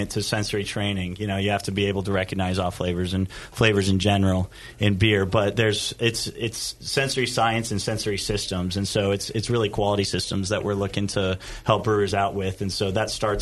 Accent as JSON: {"language": "English", "region": "Colorado", "country": "United States", "moved": "as an adult", "lives_now": "Scotland", "said": "I'm originally from Colorado"}